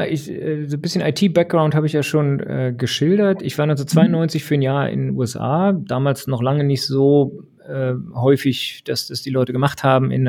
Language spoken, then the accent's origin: German; Berlin, Germany; aber ich bin ähm, in Ostberlin aufgewachsen und äh, da kann man sich ja denken, was jedenfalls 1989 so äh, als 14-Jähriger äh, einen da am meisten beschäftigt hat.